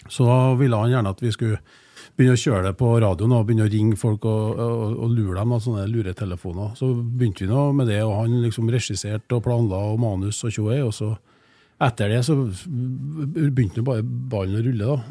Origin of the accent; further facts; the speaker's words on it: Trondheim, Trøndelag, Norway; Jeg er jo eier fra Trondheim, eller i hvert fall det som nå har blitt Trondheim, da, med Klæbu, der jeg har brukt mesteparten av oppveksten min